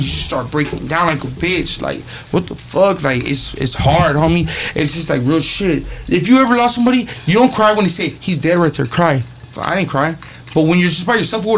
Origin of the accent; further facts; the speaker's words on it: Baldwin Park, California, United States; I grew up in Baldwin Park with my grandpa and my grandma.